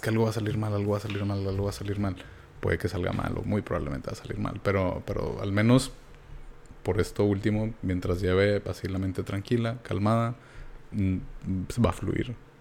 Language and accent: Spanish; Mexico; soy de México